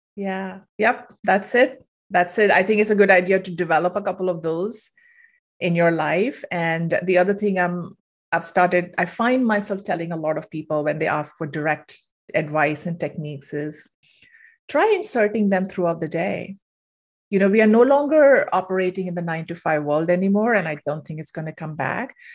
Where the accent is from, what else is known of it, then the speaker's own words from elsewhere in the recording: India; moved away as an adult; I'm originally from India, moved here for grad school, stayed on